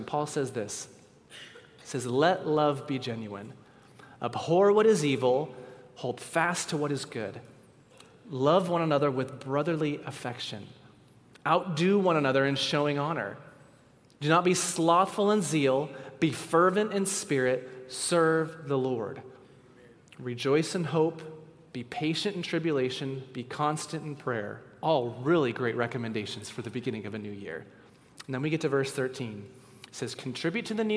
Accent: West Coast, United States; now in Virginia, United States; We grew up on the West Coast

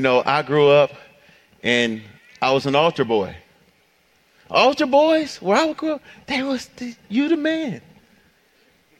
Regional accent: Detroit, Michigan, United States; growing up in Detroit, at the end of your block, you know, it'd be like a corner store or something

